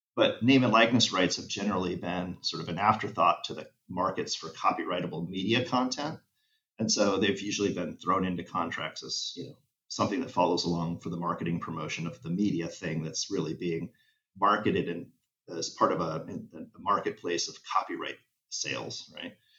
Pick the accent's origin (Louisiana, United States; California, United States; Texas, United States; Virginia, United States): California, United States; Los Angeles; LA is my hometown